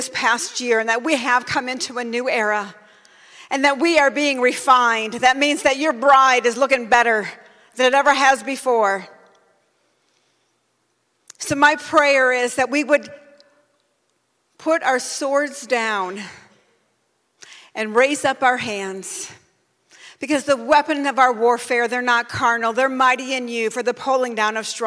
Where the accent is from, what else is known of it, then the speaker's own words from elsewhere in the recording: United States; I'm a Christian before I'm an American